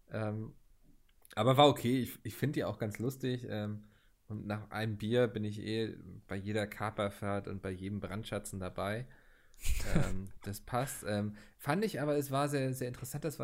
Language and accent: German; Northern Germany, Germany; Und als Norddeutscher hast du ja auch so ein bisschen ähm, die Geburtspflicht, sag ich mal, wenn jemand ein Seemannslied anstimmt, äh, mitzuschunkeln.